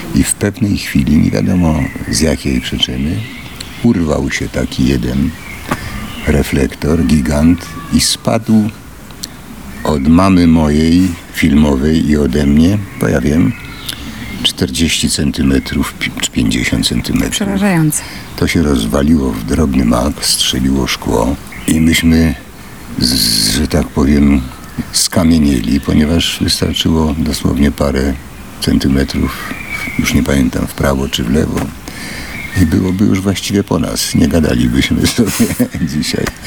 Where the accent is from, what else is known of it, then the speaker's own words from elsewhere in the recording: Warsaw, Masovian Voivodeship, Poland; also born or lived in Łódź; mieszkaliśmy w Warszawie po, po, po, po krótkim pobycie w Łodzi